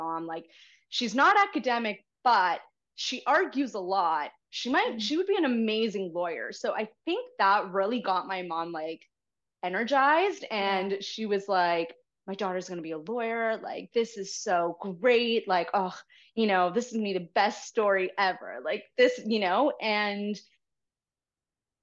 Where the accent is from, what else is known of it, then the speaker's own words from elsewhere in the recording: Toronto, Ontario, Canada; I was raised by a single mom and born and raised in Toronto. I've been here my whole life